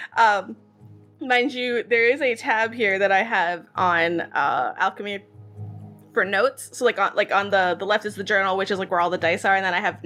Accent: Israel; accent: Israeli; my weird Israeli accent

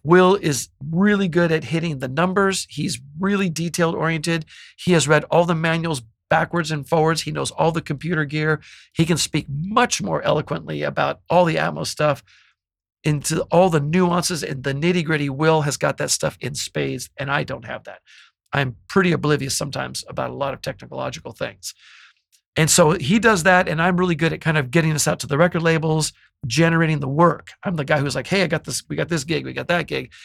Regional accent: Bay Area, California, United States; now in Los Angeles, United States; I'm from the Bay Area

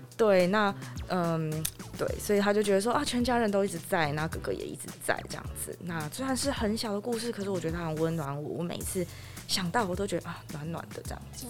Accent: Yilan, Yilan County, Taiwan; 我从小是在宜兰长大

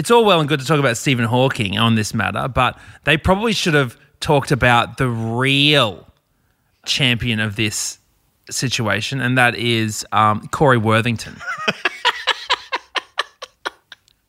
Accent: Brisbane, Queensland, Australia; my hometown

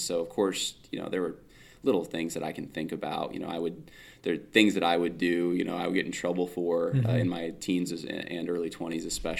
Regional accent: California, United States; now in New York, United States; My dad took a church out in New York. We're originally from California, actually. So we're a little more, it's a culture difference

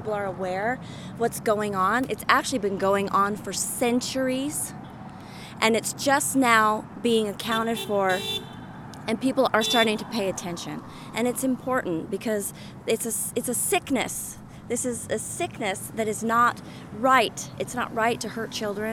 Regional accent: Salt Lake City, Utah, United States; I grew up in Salt Lake City, which was surrounded with Mormons.

